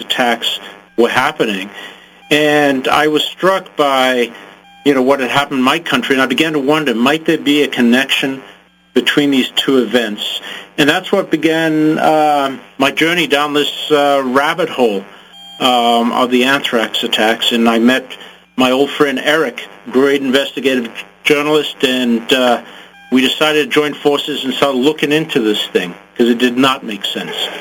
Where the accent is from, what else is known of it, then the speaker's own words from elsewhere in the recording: Zimbabwe; I grew up in Africa, in Zimbabwe, and I came of age at the time of a bloody race war